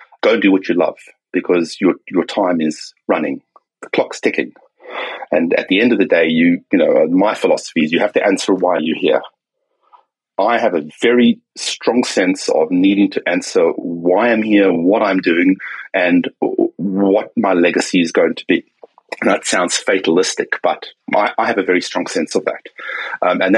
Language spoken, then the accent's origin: English; South Africa; now in Sydney, Australia; I grew up in South Africa, okay, during apartheid.